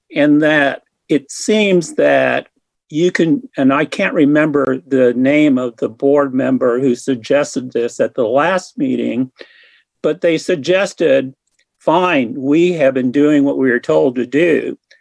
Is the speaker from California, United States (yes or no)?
no; Hutchinson, Kansas, United States; moved away as an adult; also born or lived in Wichita; now in Lawrence, United States; I'm originally from Hutchinson, and I've lived in Lawrence since 1979 when I went to law school here.